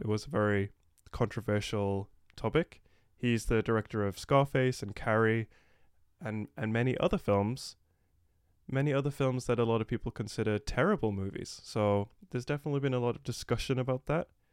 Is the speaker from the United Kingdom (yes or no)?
yes; England, United Kingdom; I'm from England